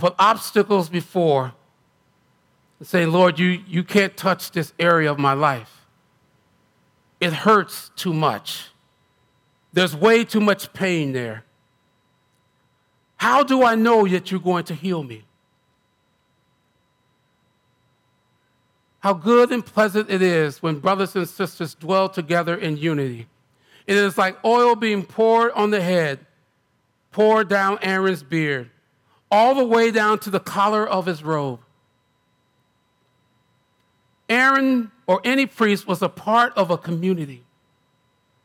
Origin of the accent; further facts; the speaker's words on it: United States; I'm American.